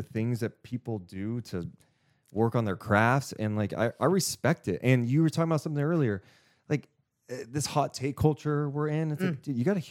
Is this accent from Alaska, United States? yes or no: no; Sacramento, California, United States; we're both born and raised in Sacramento